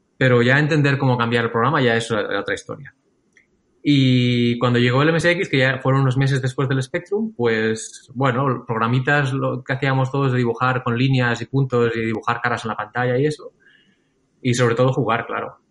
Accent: Lloret de Mar, Catalonia, Spain; yo de crío vivía en Lloret de Mar

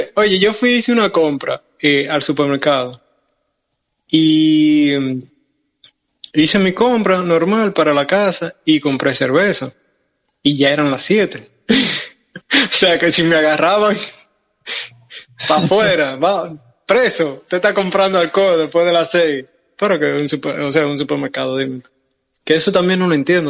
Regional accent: Santiago de los Caballeros, Santiago, Dominican Republic; llegué a, a Santiago, que es nuestra ciudad.

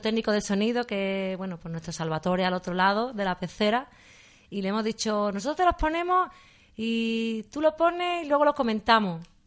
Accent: Seville, Andalusia, Spain; yo también he nacido aquí me gusta vivir aquí

